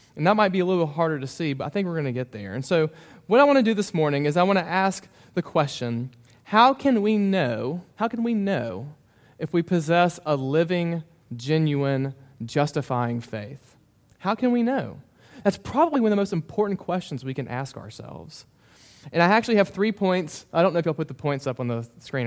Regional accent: Memphis, Tennessee, United States; moved away as an adult; also born or lived in Mississippi; now in Bowling Green, United States; I grew up in Memphis

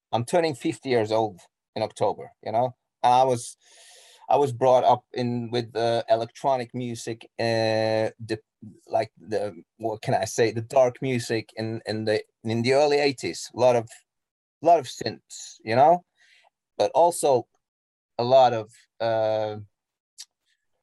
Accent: Norway; English is a second language; I'm Norwegian, you know, English is not my mother tongue

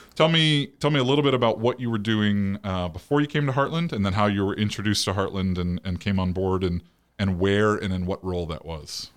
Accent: State College, Pennsylvania, United States; I was born in State College, Pennsylvania.

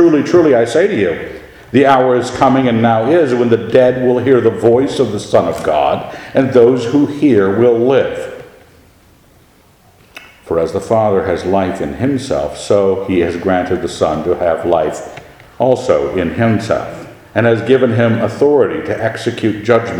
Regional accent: Annapolis, Maryland, United States; I've been raised in a military family. I understood the military. I was raised in Annapolis. I understood the Navy.

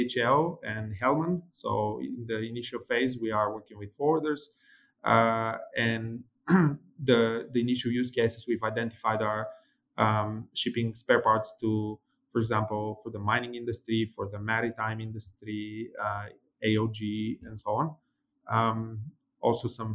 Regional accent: Bulgaria; my brother, who's an aerospace engineer, and I, we're from Bulgaria, and we were raised during, you know, the 90s, where Bulgaria had just ended its, you know, communist regime

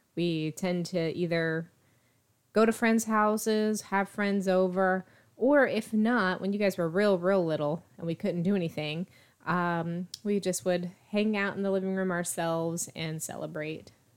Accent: East Coast, United States; now in Texas, United States; grew up on the East Coast, so I got used to watching the New Year's Eve ball drop in New York every year

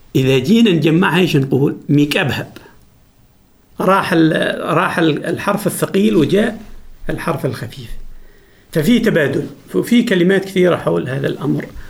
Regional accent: Dhofar, Oman; first language Jibbali; Arabic is a second language; لغتنا الأصلية

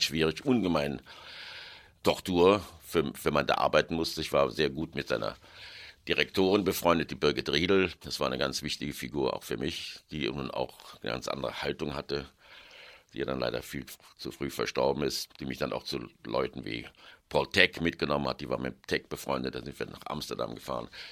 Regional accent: Cologne, North Rhine-Westphalia, Germany; moved away as an adult; also born or lived in Munich / Berlin / New York / London; ich bin in Köln geboren, 41, bin in Köln zur Schule gegangen, im Apostelgymnasium

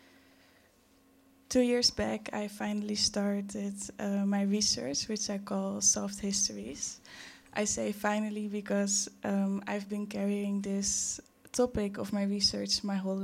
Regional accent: Curaçao; now in Netherlands; I was born in Curaçao in 1995. And now I'm here. In between Curaçao and the Netherlands

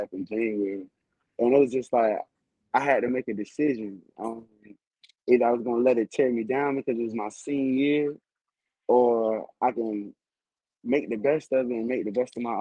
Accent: Miami, Florida, United States; moved away; coming home and playing in my hometown.

